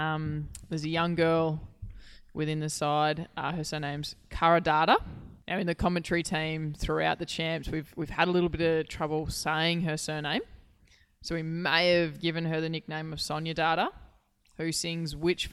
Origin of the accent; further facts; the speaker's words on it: Queensland, Australia; now in Victoria, Australia; being a Queenslander and myself, before coming down to Victoria.